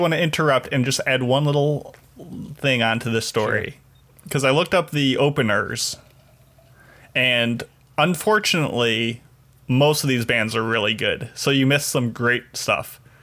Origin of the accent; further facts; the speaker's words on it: Chicago, Illinois, United States; my hometown Chicago